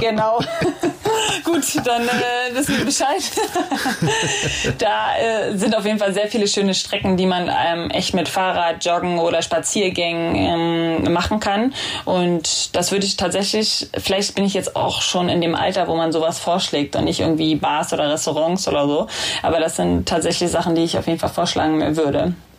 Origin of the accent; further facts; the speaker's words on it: Berlin, Germany; moved away as an adult; now in Hamburg, Germany; Ich bin halt in Köpenick groß geworden